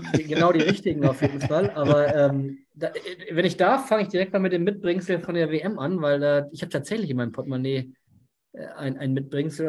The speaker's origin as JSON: {"language": "German", "region": "Hamburg", "country": "Germany", "said": "ich bin Hamburger"}